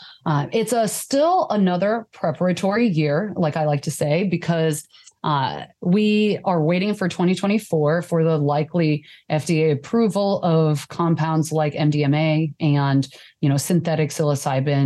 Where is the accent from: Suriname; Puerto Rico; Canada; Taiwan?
Taiwan; now in United States; I immigrated from Taiwan